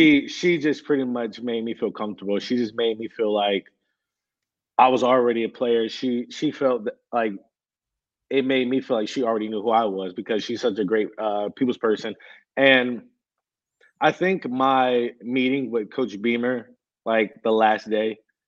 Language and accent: English; Winston-Salem, North Carolina, United States; moved away as an adult; now in South Carolina, United States; I'm from Winston-Salem, so I grew up there, been there 22, 23 years of my life.